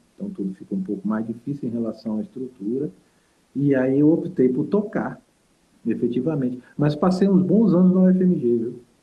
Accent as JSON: {"language": "Portuguese", "town": "Salvador", "region": "Bahia", "country": "Brazil", "also_born_or_lived": "Minas Gerais", "moved": "as an adult", "said": "Não, eu sou de Salvador. Morei, morei 10 anos em Minas, né? Mas eu sou de Salvador"}